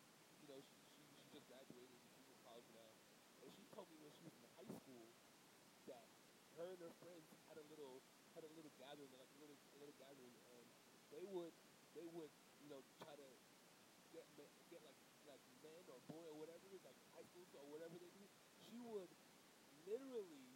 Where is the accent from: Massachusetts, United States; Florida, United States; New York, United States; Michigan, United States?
Florida, United States; Broward County; I'm from Broward County